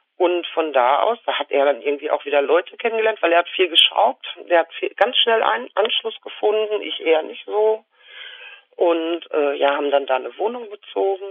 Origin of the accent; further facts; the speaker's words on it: Lüdenscheid, North Rhine-Westphalia, Germany; Ich bin in Lüdenscheid im Sauerland geboren